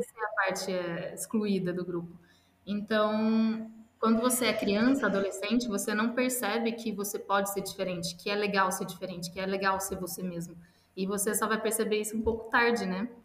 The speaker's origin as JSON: {"language": "Portuguese", "town": "São João da Boa Vista", "region": "São Paulo", "country": "Brazil", "tie": "born or raised there", "also_born_or_lived": "London, United Kingdom / Italy", "moved": "as an adult", "lives_now": "Dublin, Ireland", "said": "Eu nasci no, na cidade interior de São Paulo, São João da Boa Vista."}